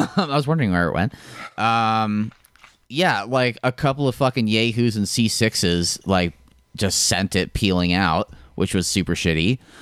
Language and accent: English; Park City, Utah, United States; I also say I'm from Park City a lot